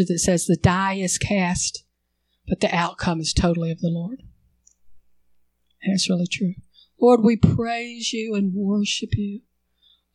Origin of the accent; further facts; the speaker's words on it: United States; I'm an American